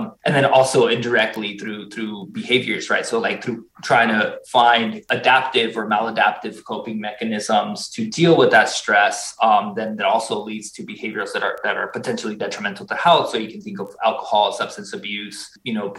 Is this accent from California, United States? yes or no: no; Tucson, Arizona, United States; also born or lived in Mexico; now in Massachusetts, United States; I was originally born in Mexico. I grew up in Southern Arizona, in Tucson, Arizona